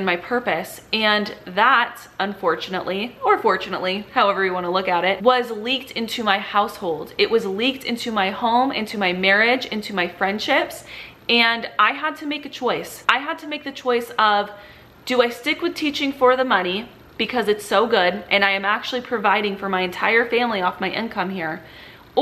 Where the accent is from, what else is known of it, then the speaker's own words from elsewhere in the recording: Southern California, United States; I grew up in Southern California.